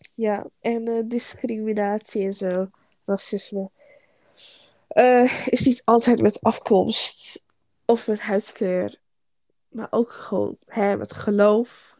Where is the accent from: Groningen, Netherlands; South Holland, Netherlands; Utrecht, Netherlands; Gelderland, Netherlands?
Groningen, Netherlands; Ik kom uit Groningen